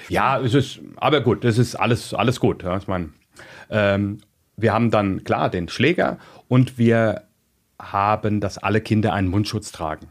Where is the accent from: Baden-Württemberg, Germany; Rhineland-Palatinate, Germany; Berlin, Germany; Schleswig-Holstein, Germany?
Rhineland-Palatinate, Germany; Mainz; also born or lived in Gau-Algesheim; ich bin in Mainz groß geworden